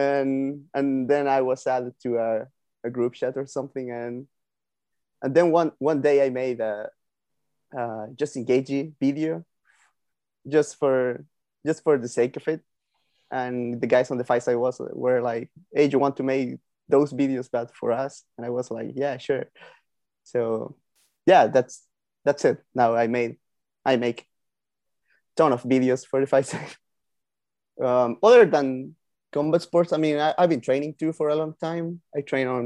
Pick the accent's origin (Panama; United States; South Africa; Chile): Chile; I'm from Chile